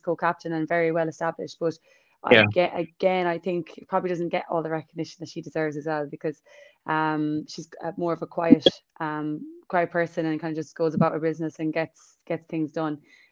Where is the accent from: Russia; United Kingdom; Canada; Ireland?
Ireland; moved away; I'm Irish and pretty new